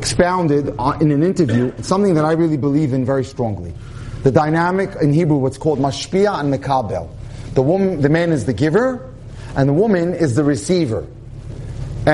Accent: New York City, New York, United States; I come from the Syrian community in New York, right, in Brooklyn

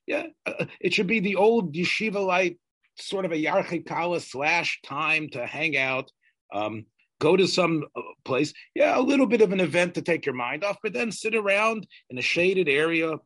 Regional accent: the South, United States; I'm from the South

